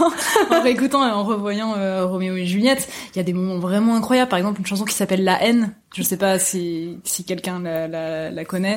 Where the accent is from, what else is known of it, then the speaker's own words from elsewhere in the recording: small town near Nantes, Pays de la Loire, France; moved away as an adult; now in Paris, France; je viens je viens de l'ouest de la France, une petite ville qui s'appelle Rosé qui est pas loin de Nantes et je avant d'arriver à Paris à 18 ans